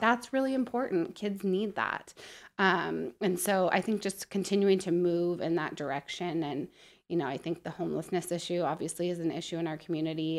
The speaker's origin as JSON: {"language": "English", "town": "Prosser", "region": "Washington", "country": "United States", "tie": "born or raised there", "also_born_or_lived": "Montana", "moved": "yes", "lives_now": "Spokane, United States", "said": "I grew up in Prosser, so small"}